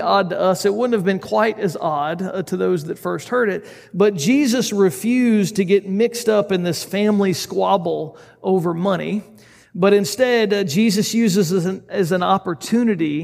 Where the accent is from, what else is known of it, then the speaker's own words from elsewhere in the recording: United States; us as an American group of people